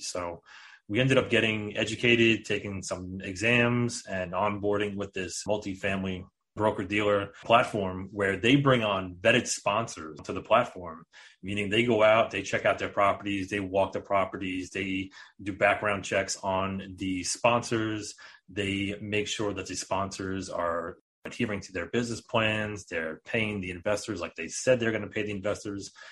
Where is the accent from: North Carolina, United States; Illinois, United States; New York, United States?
New York, United States; We are both from New York